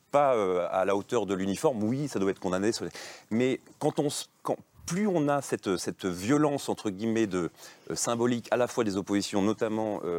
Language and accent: French; Rennes, Brittany, France; mais je viens de Rennes